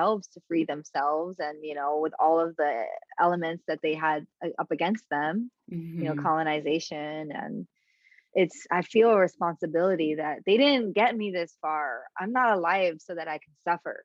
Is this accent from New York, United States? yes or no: yes; New York City, New York, United States; I'm from the Bronx. Like, I grew up like walking through space with armor on.